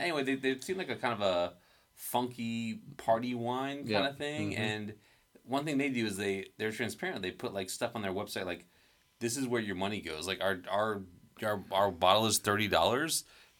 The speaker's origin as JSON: {"language": "English", "region": "Florida", "country": "United States", "moved": "yes", "said": "I'm not from a fall place, right? I'm from Florida, so, like, I'm still kind of like a stranger in fall."}